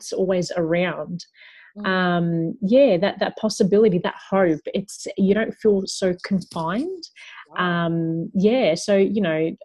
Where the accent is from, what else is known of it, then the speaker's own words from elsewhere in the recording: Melbourne, Victoria, Australia; also born or lived in Young, New South Wales; I was born in a little town called Young, but my family had moved back to Melbourne just a couple of weeks after I was born.